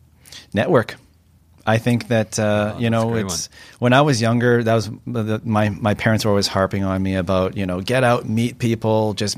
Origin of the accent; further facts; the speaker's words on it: Vancouver, British Columbia, Canada; I grew up in Kerrisdale on the west side, so that's always home for me. I recently moved to East